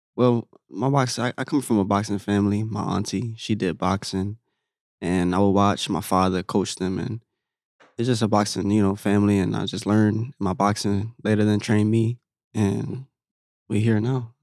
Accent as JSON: {"language": "English", "town": "Orlando", "region": "Florida", "country": "United States", "tie": "born or raised there", "said": "here in my hometown, actually, in Orlando"}